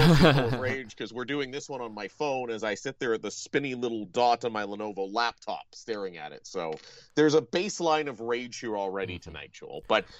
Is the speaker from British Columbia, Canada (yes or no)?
no; Ontario, Canada; now in the prairies, Canada; I grew up in Ontario. Yeah. I'm used to these. I live in the prairies.